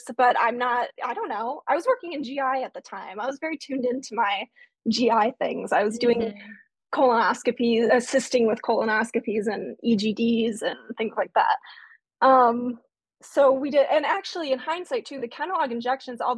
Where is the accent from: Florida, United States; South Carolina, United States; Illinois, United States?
Illinois, United States; Chicago; moved away as an adult; also born or lived in Indiana; I was living in Indiana, but I grew up in the Chicago area